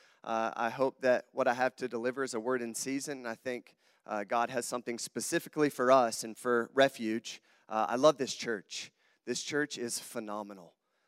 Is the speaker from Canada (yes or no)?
no; Southern United States, United States; accent: southern; also born or lived in Sydney, Australia; I have a southern accent. I am not from Wisconsin, obviously. So if you hear my southern twang come out, can everybody understand me okay?